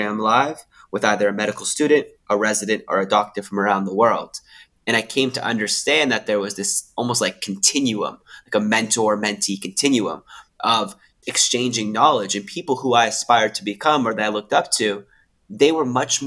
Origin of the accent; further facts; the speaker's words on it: Canada; now in Sydney, Australia; I live in Sydney, Australia now, but I'm originally from Canada.